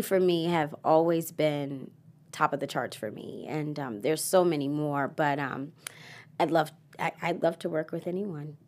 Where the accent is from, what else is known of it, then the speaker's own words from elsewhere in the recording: Baltimore, Maryland, United States; I am from Baltimore